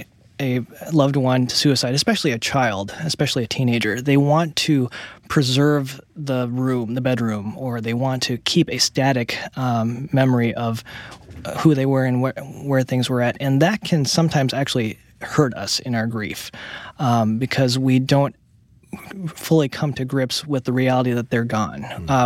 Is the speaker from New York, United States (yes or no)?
yes; New York City, New York, United States; born there; Yeah, my parents were from Taiwan, and they came to the States in the 1960s, and I was born in 1972 in New York City.